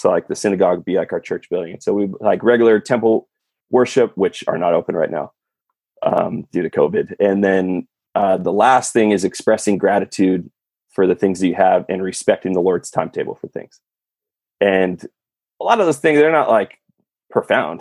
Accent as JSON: {"language": "English", "region": "California", "country": "United States", "said": "I'm from California"}